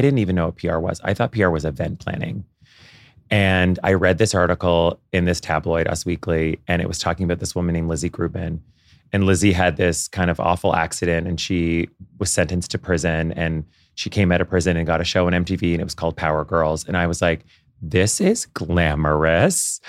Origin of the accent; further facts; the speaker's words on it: Canada; moved away as an adult; now in New York, United States; I grew up in Canada